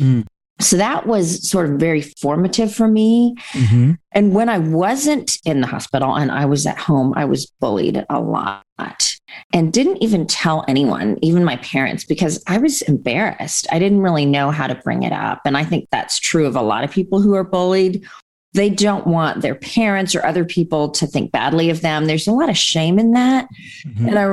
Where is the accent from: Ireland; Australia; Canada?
Canada; also born or lived in India / England; We moved from England to Canada